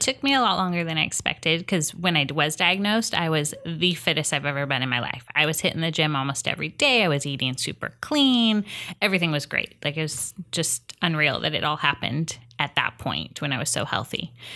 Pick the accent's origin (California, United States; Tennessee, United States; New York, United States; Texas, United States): California, United States; Huntington Beach; also born or lived in Las Vegas; now in Long Beach, United States; I grew up in Hennington